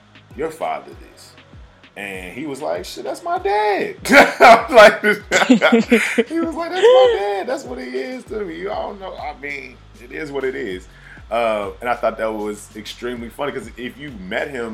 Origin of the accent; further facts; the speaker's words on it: the South, Southern United States, United States; I am a Southerner.